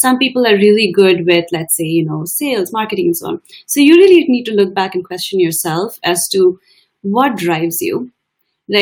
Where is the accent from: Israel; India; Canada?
India; moved away as an adult; now in United States; I'm an Indian woman of color